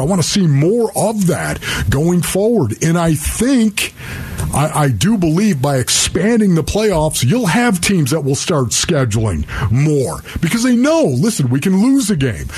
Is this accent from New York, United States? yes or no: yes; Buffalo, New York, United States; now in Arizona, United States; growing up in Buffalo, New York